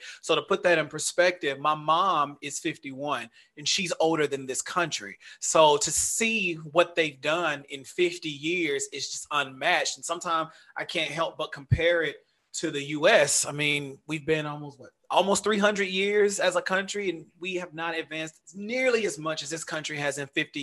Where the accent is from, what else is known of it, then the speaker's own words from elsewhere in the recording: Dallas, Texas, United States; moved away as an adult; now in United Arab Emirates; I grew up in the South, in Dallas